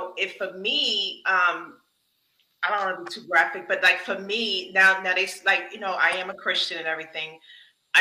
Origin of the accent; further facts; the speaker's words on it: the North, United States; I'm from the North